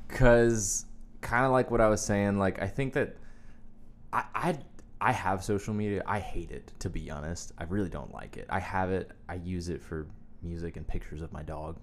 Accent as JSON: {"language": "English", "town": "Wilmington", "country": "United States", "tie": "born or raised there", "moved": "yes", "lives_now": "Nashville, United States", "said": "I live in Nashville, Tennessee, and I grew up in Wilmington"}